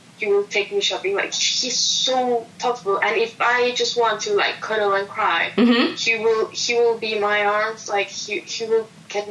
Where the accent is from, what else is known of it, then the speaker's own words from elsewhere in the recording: Mexico; moved away; I'm from Mexico